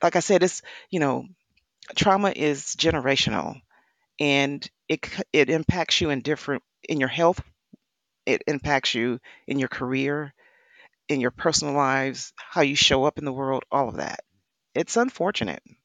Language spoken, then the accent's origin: English; Wisconsin, United States; I come from, I was born in the Midwest. I was born in Wisconsin, um, Dairy State